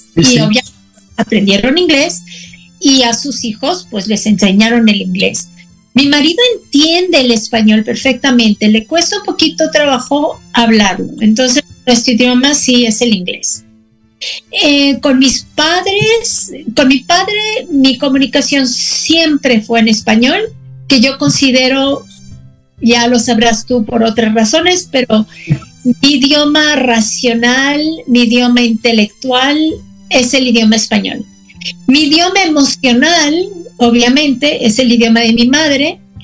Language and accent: Spanish; Mexico City, Mexico; first language Spanish; moved away as an adult; also born or lived in Austin, Texas; now in El Paso, United States; Yo era la chilanga